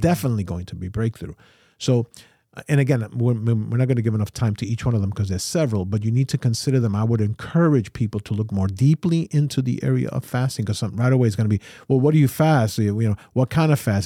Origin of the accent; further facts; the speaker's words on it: New York, United States; I'm a New Yorker, so we run a, a, a, a life at one hundred fifty miles an hour